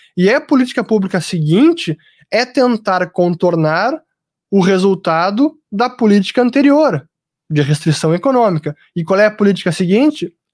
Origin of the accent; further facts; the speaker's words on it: Brazil; eu, como brasileiro